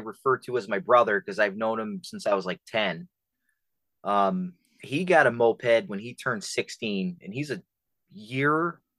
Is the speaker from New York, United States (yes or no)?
yes; Poughkeepsie, New York, United States; now in Rome, United States; I'm originally from Poughkeepsie, New York.